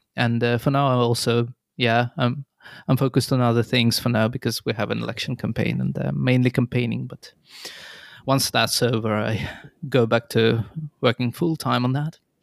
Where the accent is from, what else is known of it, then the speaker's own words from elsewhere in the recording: Nizhny Novgorod, Nizhny Novgorod Oblast, Russia; moved away as an adult; now in Tampere, Finland; I come originally from Russia, Nizhninovgrad